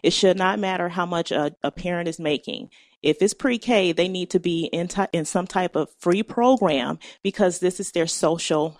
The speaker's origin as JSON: {"language": "English", "town": "Cleveland", "region": "Ohio", "country": "United States", "tie": "born or raised there", "said": "I've been an Ohioan all my life. Went to Cleveland Public Schools"}